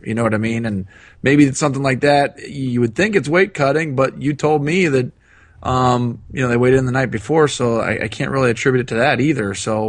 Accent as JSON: {"language": "English", "region": "Ohio", "country": "United States", "said": "I'm from Ohio"}